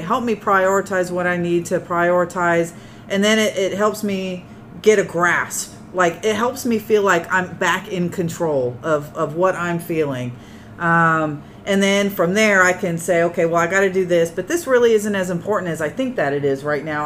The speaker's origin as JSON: {"language": "English", "town": "Tucson", "region": "Arizona", "country": "United States", "tie": "born or raised there", "moved": "yes", "said": "I am from Tucson, Arizona, where there's a bunch of dirt and cactus, you know, and that's what I know. My my water activity is a swimming pool. That you know, that's that's all I know. That's how I was raised"}